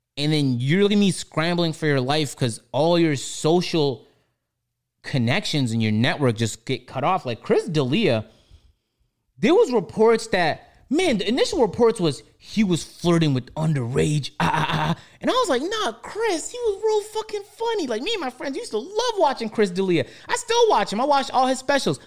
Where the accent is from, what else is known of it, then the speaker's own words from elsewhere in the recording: Toronto, Ontario, Canada; growing up in Toronto